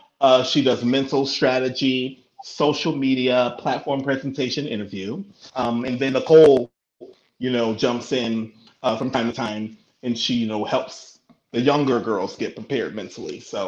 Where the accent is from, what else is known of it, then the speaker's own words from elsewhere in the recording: Markham, Illinois, United States; also born or lived in Roseland, Chicago; I was born in Roseland, 115th State Street. So then my parents moved to Markham.